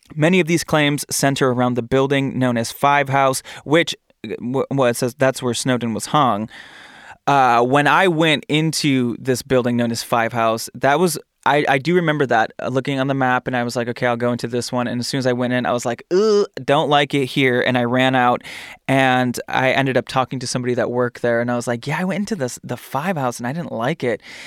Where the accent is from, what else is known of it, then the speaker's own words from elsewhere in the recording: Michigan, United States; I'm from Michigan.